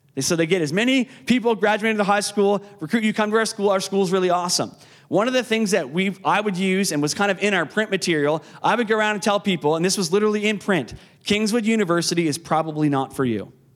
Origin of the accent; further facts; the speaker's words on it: Canso, Nova Scotia, Canada; as a grade 12 student uh, in Canso